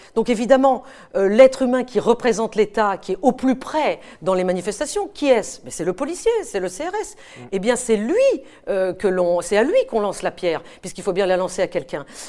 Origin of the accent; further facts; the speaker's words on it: France; je suis française et que quand je reviens de mes terrains de guerre, bah, je reviens chez moi en France